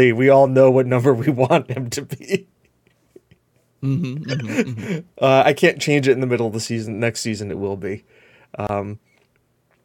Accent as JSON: {"language": "English", "country": "United States", "said": "I'm an American"}